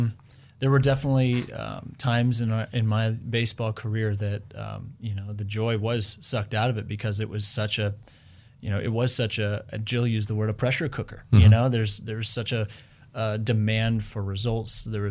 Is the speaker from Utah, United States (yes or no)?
no; Southern California, United States; now in Treasure Valley, United States; growing up in Southern California